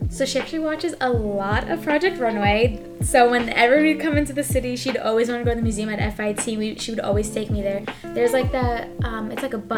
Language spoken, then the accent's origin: English; Long Island, New York, United States; Yeah, like I'm from Long Island, so I'm a huge like New York girl.